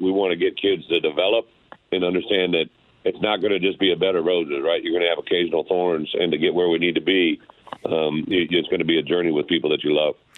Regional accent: Illinois, United States; my home state

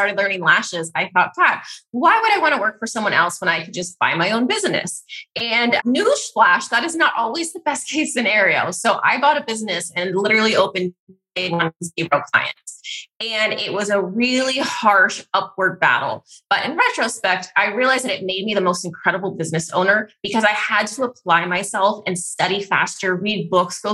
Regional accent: California, United States; I was from California

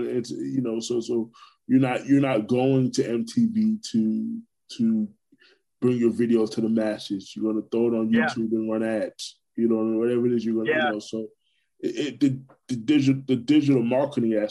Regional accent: Orlando, Florida, United States; also born or lived in Brooklyn, New York; I was born in New York. Born in Brooklyn, right? and raised. I mean, I've been in Orlando for 28 years, so I left Brooklyn when I was 7

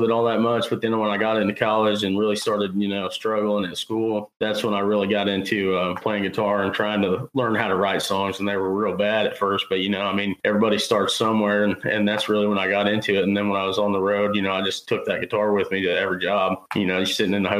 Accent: Carrollton, Missouri, United States; I'm from Carrollton, Missouri

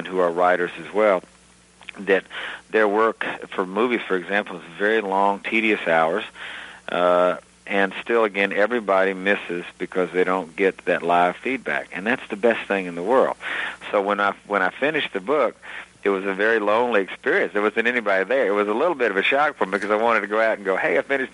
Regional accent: Gulf Coast, Alabama, United States; moved away; growing up on the Gulf Coast was a unique place. In Alabama itself

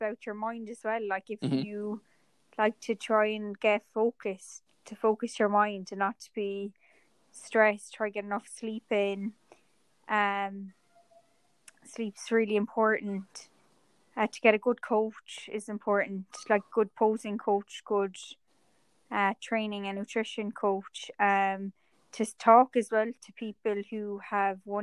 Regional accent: Ireland; I'm from Ireland and I grew up in the countryside

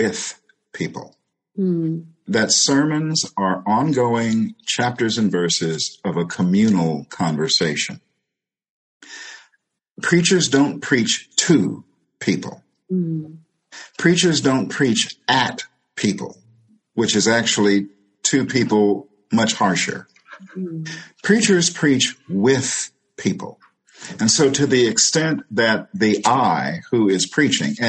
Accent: St. Louis, Missouri, United States; in St. Louis, we often went to First Baptist Church, the church of my maternal grandmother

